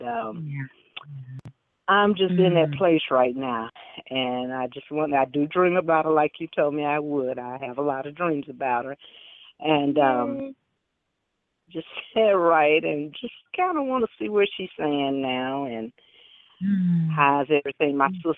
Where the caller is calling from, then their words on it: Dallas, Texas, United States; Yes, how you doing? I'm sorry. … from Big D.